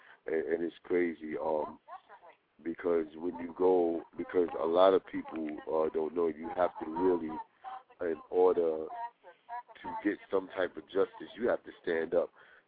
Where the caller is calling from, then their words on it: New York City, New York, United States; I'm calling from Brooklyn.